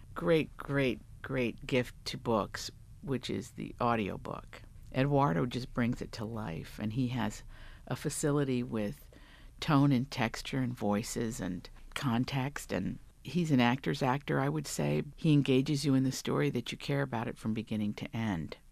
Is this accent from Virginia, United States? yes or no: yes; Big Stone Gap, Virginia, United States; moved away; I'm from Virginia, the Great Southwest of Virginia, that, that corner.